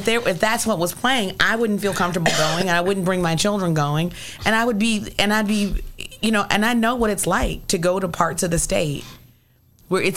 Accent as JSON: {"language": "English", "town": "Nashville", "region": "Tennessee", "country": "United States", "tie": "born or raised there", "moved": "yes", "lives_now": "Illinois, United States", "said": "I was born in Nashville, Tennessee, and my family's all from Nashville, Tennessee."}